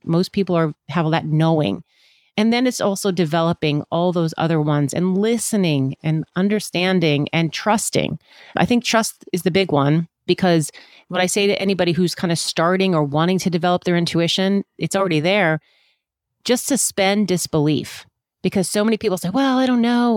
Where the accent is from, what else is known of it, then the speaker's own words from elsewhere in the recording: Virginia, United States; also born or lived in Washington, D.C.; I was born in Washington, D C, but we lived in Virginia.